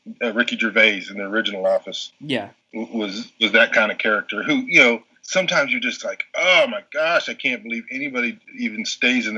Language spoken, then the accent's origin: English; Odessa, Texas, United States; I'm from Texas, went to high school in Odessa